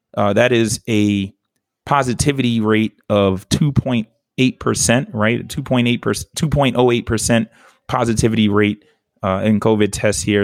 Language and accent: English; New York City, New York, United States; moved away; also born or lived in the South; I'm a New Yorker to the fullest